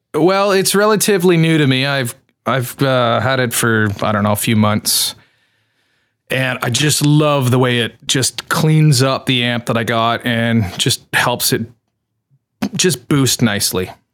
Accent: Canada; I'm Canadian

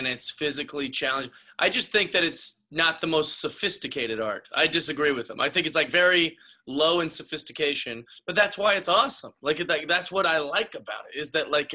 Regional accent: Seattle, Washington, United States; I grew up in Seattle, Washington

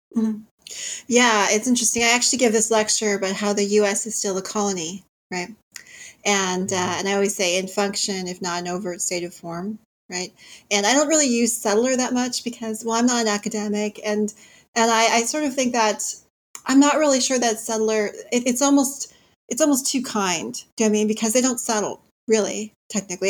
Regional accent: Cleveland, Ohio, United States; I was born in Cleveland

